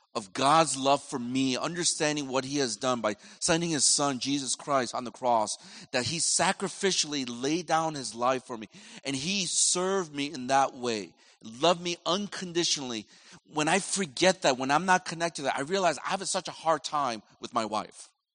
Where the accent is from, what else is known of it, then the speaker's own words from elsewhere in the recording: United States; I'm from America